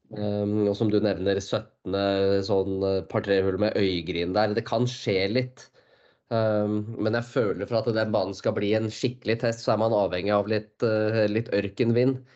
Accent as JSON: {"language": "Norwegian", "country": "Norway", "said": "som nordmann"}